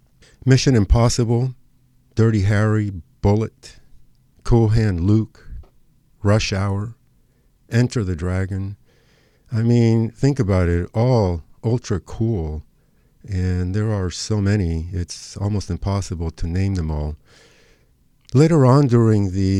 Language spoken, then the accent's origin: English; Argentina; now in Los Angeles, United States; whose childhood was spent growing up in Argentina